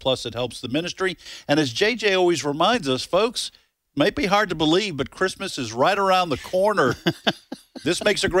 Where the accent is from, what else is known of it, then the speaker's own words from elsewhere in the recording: Morrilton, Arkansas, United States; In Morrilton. Where are you from? I'm from in Morrilton.